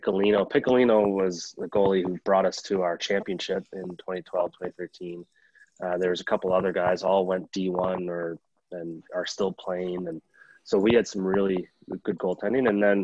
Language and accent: English; Cornwall, Ontario, Canada; my hometown team, Cornwall.